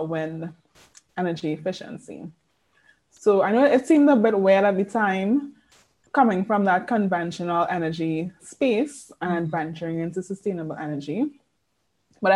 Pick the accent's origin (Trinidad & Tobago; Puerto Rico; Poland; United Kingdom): Trinidad & Tobago; I am born and bred in Trinidad and Tobago. Spent all my life here in this slice of paradise.